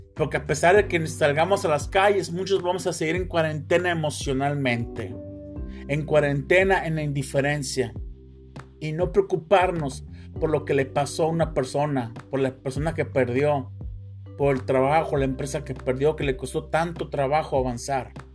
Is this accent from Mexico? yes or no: yes; Mexico; todos somos mexicanos